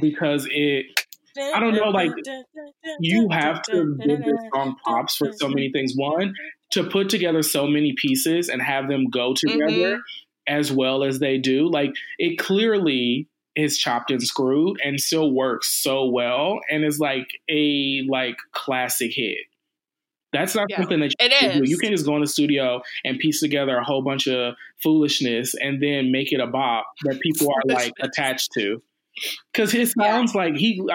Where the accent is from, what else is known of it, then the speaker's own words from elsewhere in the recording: Detroit, Michigan, United States; I'm from Detroit